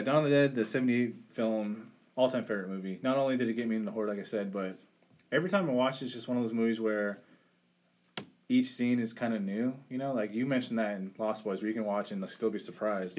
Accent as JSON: {"language": "English", "region": "California", "country": "United States", "said": "I'm from California"}